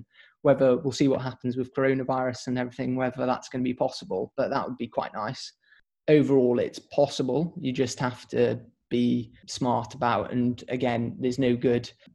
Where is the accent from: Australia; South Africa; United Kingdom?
United Kingdom; Pembrokeshire, Wales; I think I'm from Pembrokeshire.